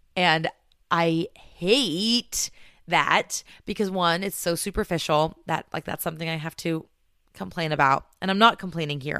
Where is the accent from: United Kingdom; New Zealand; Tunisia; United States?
United States; California; moved away as an adult; also born or lived in New York / Washington State; now in Washington, United States; this scared little Californian